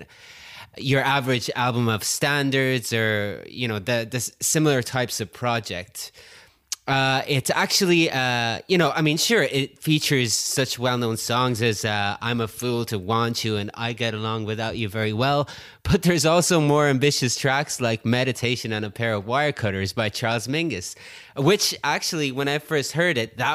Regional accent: Oranmore, Connacht, Ireland; moved away; I'm back in my hometown of Oramore, Ireland, in the west of Ireland, actually, the west coast.

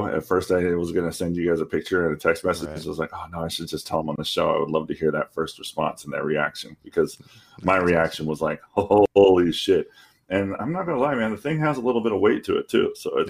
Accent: Florida, United States; I'm from Florida.

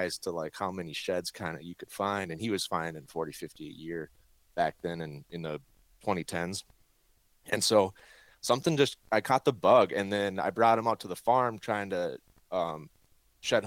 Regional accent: Alexandria, Minnesota, United States; also born or lived in North Dakota; now in Twin Cities, United States; I grew up in central Minnesota, Alexandria.

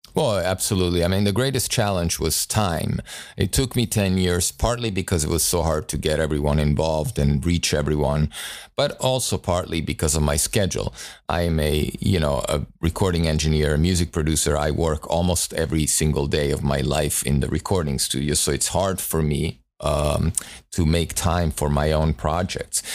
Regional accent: Italy; moved away; I grew up in Italy

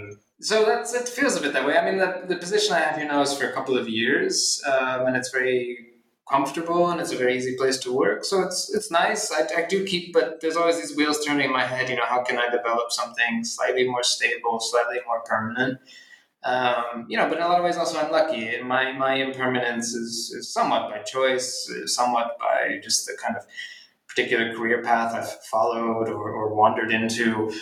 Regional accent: Philadelphia, Pennsylvania, United States; born or raised there

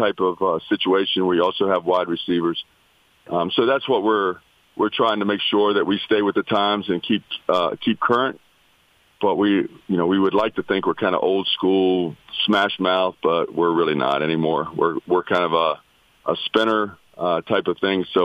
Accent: West Virginia, United States; now in Virginia, United States; I was born and raised in West Virginia

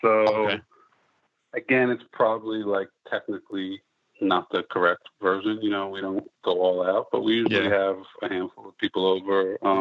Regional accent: Philadelphia, Pennsylvania, United States; now in New York City, United States; I grew up in Philadelphia.

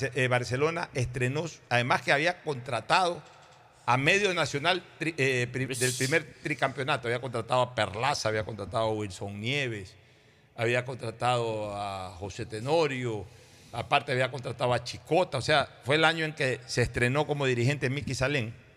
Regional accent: Guayaquil, Guayas, Ecuador; los guayaquileños sentíamos eso por sobre todas las cosas una solidaridad eh, eh, coterránea

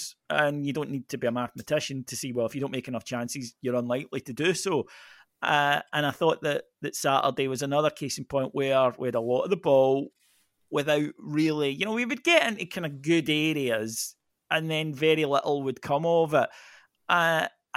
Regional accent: Scotland, United Kingdom; We're Scottish

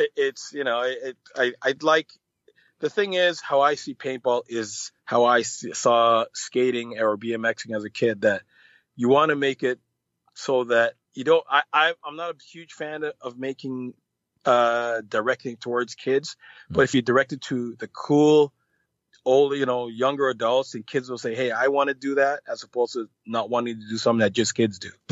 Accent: Canada; also born or lived in Jamaica; I am Canadian

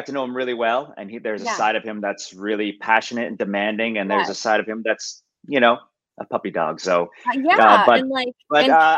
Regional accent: New Jersey, United States; I grew up in New Jersey

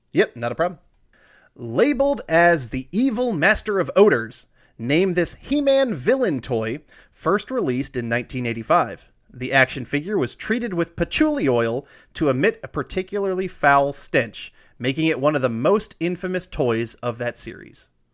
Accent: Iowa, United States; I was born in Iowa. I love Iowa

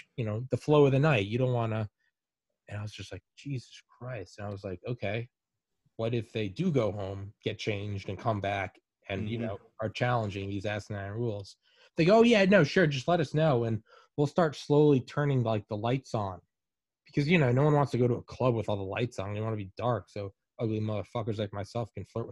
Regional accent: New England, United States; moved away; also born or lived in Atlanta, Georgia; I'm from New England

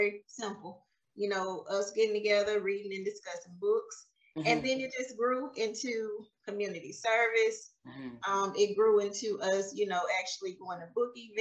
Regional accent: Mississippi, United States; moved away as an adult; also born or lived in Alabama; I'm originally from Mississippi.

